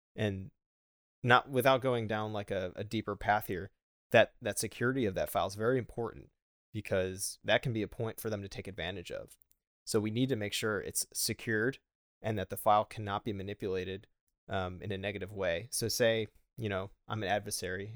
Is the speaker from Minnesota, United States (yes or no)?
no; Buffalo, New York, United States; moved away; I am from Buffalo